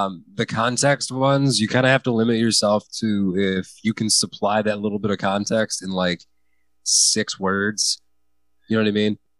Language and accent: English; United States; I am an American